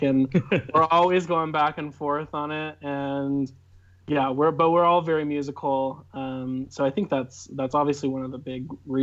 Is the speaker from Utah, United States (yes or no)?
yes; Cedar Hills, Utah, United States; I'm from Cedar Hills, Utah. Lived here my whole life in the same house